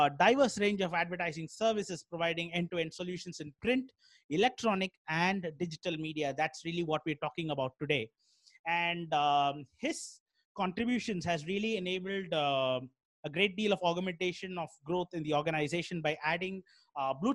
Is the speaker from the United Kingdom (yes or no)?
no; Chennai, Tamil Nadu, India; I'm from Chennai